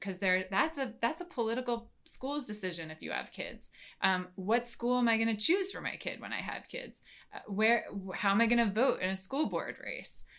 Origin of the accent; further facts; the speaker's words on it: New York, United States; moved away as an adult; now in Washington, D.C., United States; so now I live in D C, like I told you, I moved from New York. Um, it's where I grew up